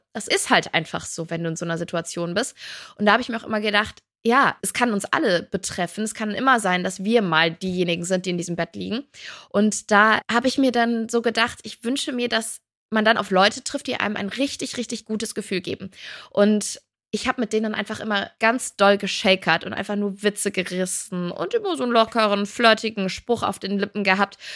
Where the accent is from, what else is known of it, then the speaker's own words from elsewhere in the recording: Cologne, North Rhine-Westphalia, Germany; ich bin halt Rheinländerin, ich komme aus Köln